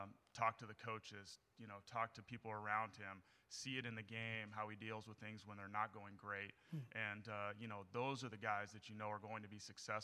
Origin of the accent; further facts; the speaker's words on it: Northern California, United States; also born or lived in Miami; I'm from Northern California and just – you know, I think growing up, I was a Cal fan